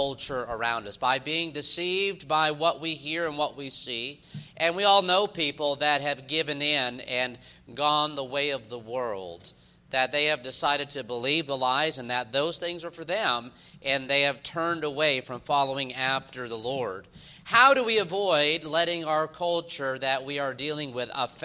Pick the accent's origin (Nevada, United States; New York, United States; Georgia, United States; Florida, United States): New York, United States; now in the South, United States; I'm from New York originally